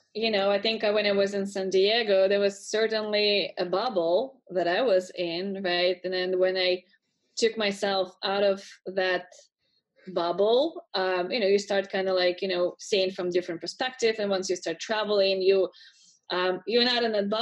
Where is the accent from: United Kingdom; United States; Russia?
Russia; moved away as an adult; I'm originally from Russia